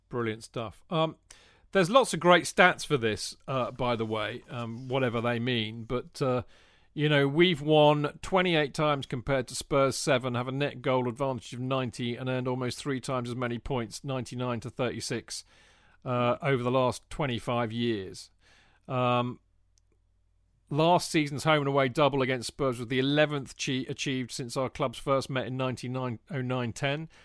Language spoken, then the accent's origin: English; England, United Kingdom; being an Englishman